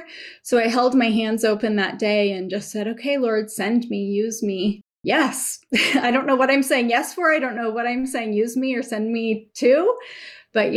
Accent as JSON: {"language": "English", "town": "Seattle", "region": "Washington", "country": "United States", "tie": "born or raised there", "also_born_or_lived": "California / Guatemala", "said": "born in California, spent most of my growing up in Seattle, spent my middle school years in Guatemala in the 90s"}